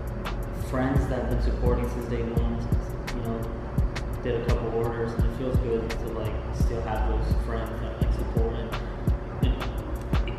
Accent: Bonita, United States; also born or lived in Mexico; I was born in Mexico in 87. I moved here in 94. Moved to Bonita and been here since

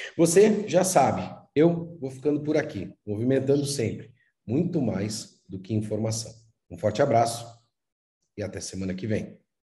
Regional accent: Brazil; nós que somos brasileiros

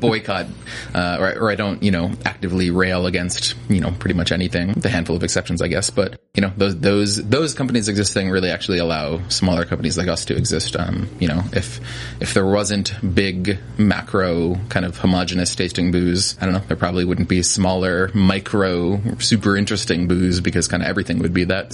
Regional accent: New Jersey, United States; I grew up in New Jersey, born and raised

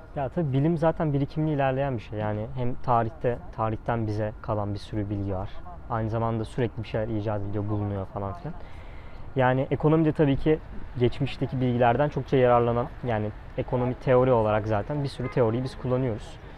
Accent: Zonguldak, Turkey; moved away as an adult; now in Istanbul, Turkey; ben Zonguldak Fen mezunuyum

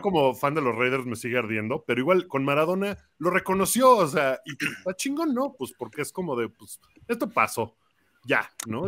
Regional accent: Mexico; digo que soy de México

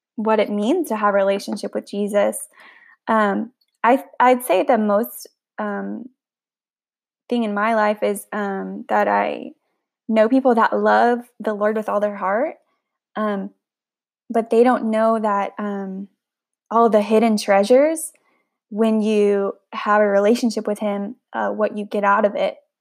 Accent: the Bible Belt, the South, United States; I grew up in the Bible Belt

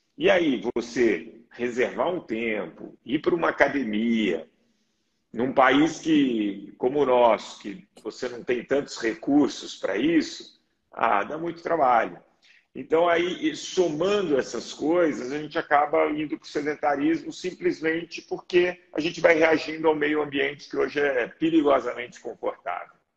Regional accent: Belo Horizonte, Minas Gerais, Brazil; eu sou mineiro, Belo Horizonte

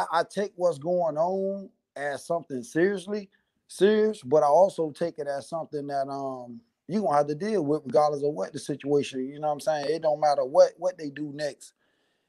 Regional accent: Columbia, South Carolina, United States; now in West Coast, United States; I'm from Columbia, South Carolina.

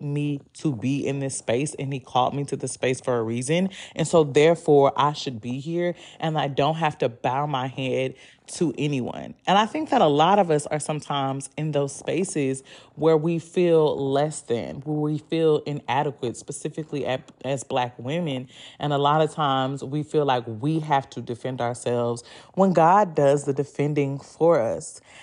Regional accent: the South, United States; I'm from the South

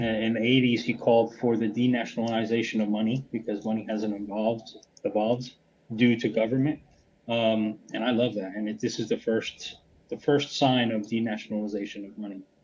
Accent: United States; now in Lisbon, Portugal; I'm originally American, but I'm living in Lisbon, Portugal now.

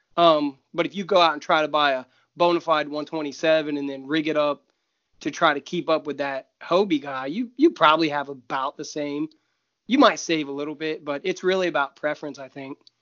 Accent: Ohio, United States; I'm from Ohio

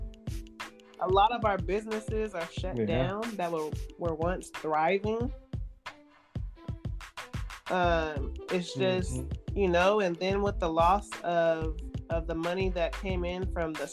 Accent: Oakland, California, United States; moved away as an adult; now in Modesto, United States; I was born in Oakland, you know, raised in Oakland

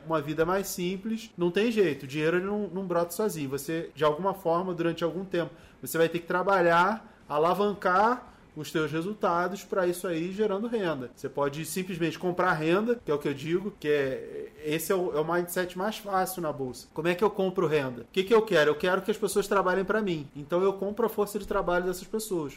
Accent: Rio de Janeiro, Brazil; eu sou nascido e criado na favela. Eu sou lá do Turano, lá no Rio de Janeiro.

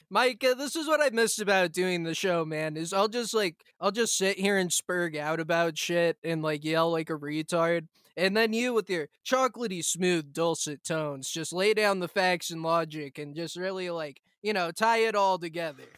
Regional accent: United States; moved away; as an American

